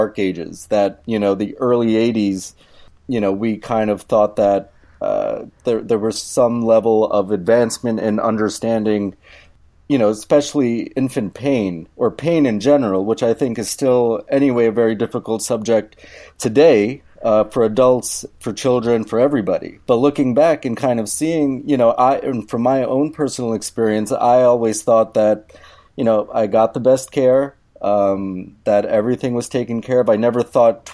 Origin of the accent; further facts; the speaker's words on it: New York, United States; now in Minneapolis, United States; Originally, I'm from New York, Queens specifically.